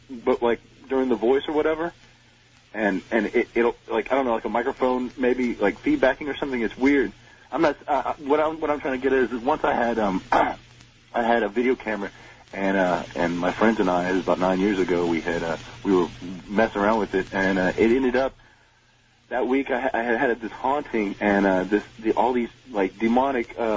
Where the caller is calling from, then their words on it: Houston, Texas, United States; I'm from Houston, Texas.